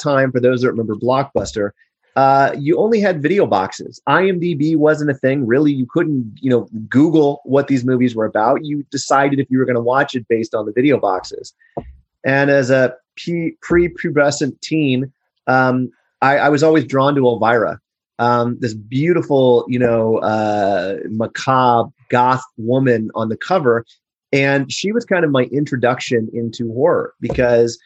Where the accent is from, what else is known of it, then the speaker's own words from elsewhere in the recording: Overland Park, Kansas, United States; moved away; also born or lived in Los Angeles; I was born and raised in Kansas